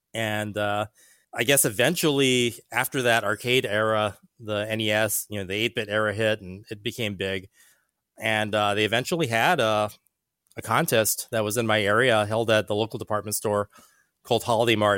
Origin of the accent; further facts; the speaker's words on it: Hawaii, United States; moved away; I grew up in Hawaii